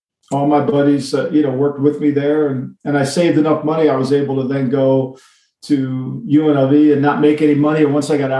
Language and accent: English; Ocean City, New Jersey, United States; he was my neighbor here in Ocean City as when I was a little kid.